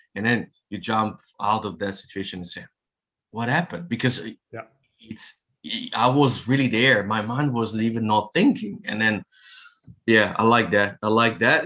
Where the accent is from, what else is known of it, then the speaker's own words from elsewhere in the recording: Italy; also born or lived in France; now in New Zealand; I'm from Italy, moved to France